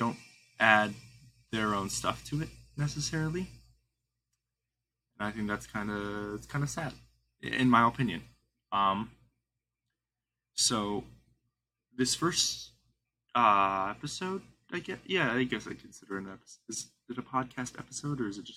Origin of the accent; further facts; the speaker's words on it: Midwest, United States; I'm from the Midwest